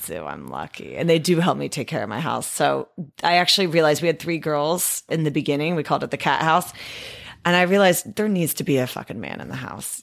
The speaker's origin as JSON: {"language": "English", "town": "Discovery Bay", "region": "California", "country": "United States", "tie": "born or raised there", "also_born_or_lived": "Fremont, California / Santa Barbara / Chico / Walnut Creek", "said": "I grew up in Discovery Bay. Well, actually, I grew up in Fremont till I was eight. We moved to Discovery Bay"}